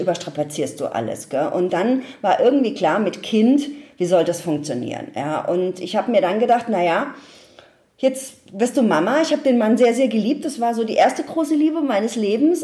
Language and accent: German; Ludwigshafen, Rhineland-Palatinate, Germany; ich komme aus Ludwigshafen